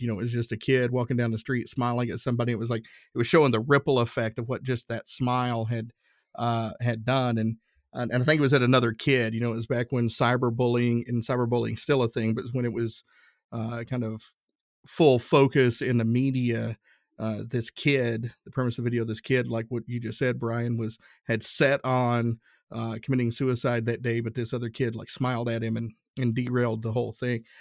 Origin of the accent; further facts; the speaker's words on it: the South, United States; accent: southern; my southern accent